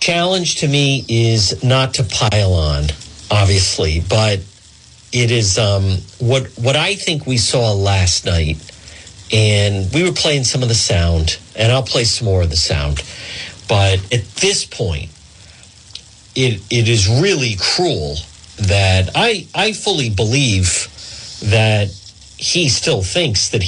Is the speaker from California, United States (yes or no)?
no; Cranston, Rhode Island, United States; Not far from the Warwick Cranston line. Actually, very close to where I grew up on Ferncrest Avenue.